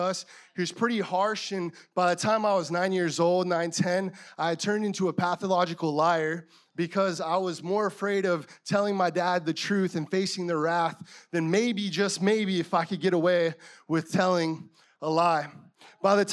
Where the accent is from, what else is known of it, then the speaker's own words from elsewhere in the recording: Yuma, Arizona, United States; moved away; also born or lived in San Francisco / La Mesa; I was born in a small town of Yuma, Arizona in 1994